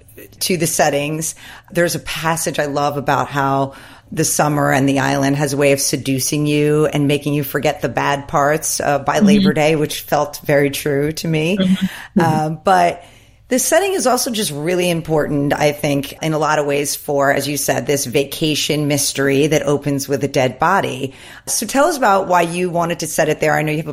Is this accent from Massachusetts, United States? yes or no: no; the Hamptons, New York, United States; I live in the Hamptons. I'm from the Hamptons. I now have returned there. I grew up here, returned here with my family.